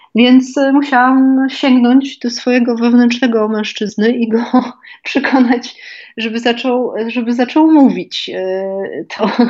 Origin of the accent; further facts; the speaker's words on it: Kraków, Lesser Poland, Poland; będąc krakowianką i żyjąc w tym mieście przez wiele lat